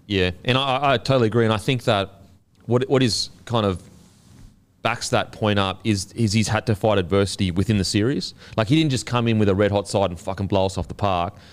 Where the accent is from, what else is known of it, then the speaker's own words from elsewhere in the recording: Queensland, Australia; As a Queenslander